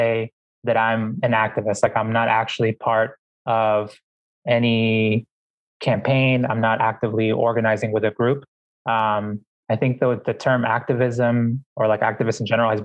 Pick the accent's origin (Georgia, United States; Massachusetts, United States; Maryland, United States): Massachusetts, United States; Boston; when I was growing up in Boston